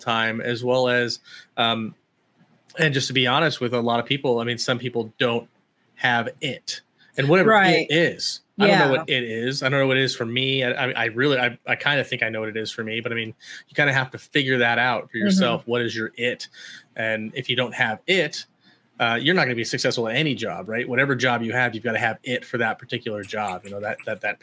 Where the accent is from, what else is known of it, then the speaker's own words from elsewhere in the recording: Chicago, Illinois, United States; also born or lived in Georgia / Hawaii; now in Idaho, United States; I'm from Chicago originally. So I was born in Georgia, but I was raised in Chicago